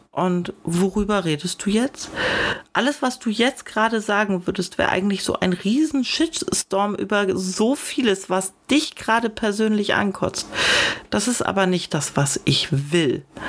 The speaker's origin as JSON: {"language": "German", "region": "Northern Germany", "country": "Germany", "moved": "yes", "lives_now": "Baden-Württemberg, Germany", "said": "meine Heimat Norddeutschland"}